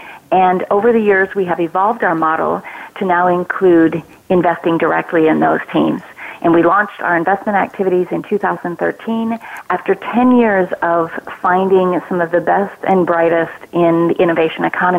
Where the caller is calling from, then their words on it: San Francisco, California, United States; I'm calling in from San Francisco, California.